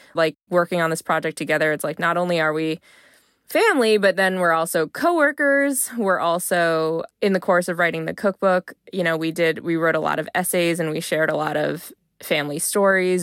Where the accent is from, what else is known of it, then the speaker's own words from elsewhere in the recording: United States; if you're here in the U S at home, I might kinda think, "I'm Chinese American." If I'm abroad, it's, like, okay, I'm American